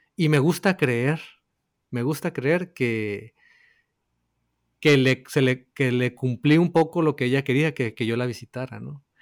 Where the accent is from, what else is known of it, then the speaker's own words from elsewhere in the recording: northern Mexico, Mexico; somos del norte de México